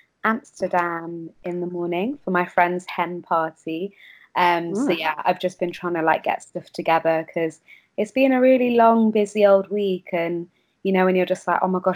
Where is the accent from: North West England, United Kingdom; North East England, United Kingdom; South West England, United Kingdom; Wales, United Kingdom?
North West England, United Kingdom; Kendal; moved away as an adult; now in London, United Kingdom; I grew up in Kendal, actually, in the Lake District.